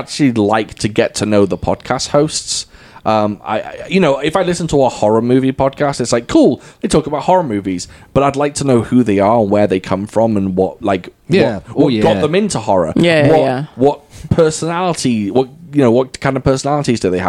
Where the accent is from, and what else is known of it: United Kingdom; accent: British; moved away